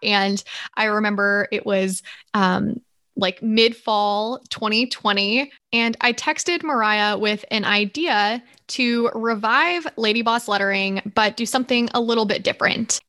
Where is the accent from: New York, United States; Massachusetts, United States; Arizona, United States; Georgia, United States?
Georgia, United States; moved away as an adult; also born or lived in Nashville, Tennessee; I am originally from the Southeast. So I was raised in Georgia